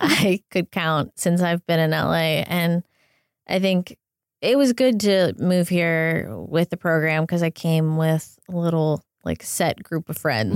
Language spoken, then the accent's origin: English; south of Pittsburgh, Pennsylvania, United States; also born or lived in Boston, Massachusetts; now in Los Angeles, United States; I grew up south of Pittsburgh in Pennsylvania